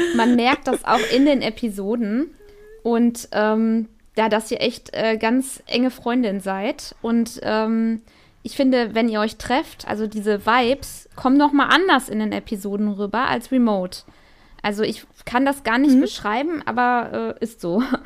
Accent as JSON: {"language": "German", "region": "North Rhine-Westphalia", "country": "Germany", "said": "ich komme ja aus Nordrhein-Westfalen"}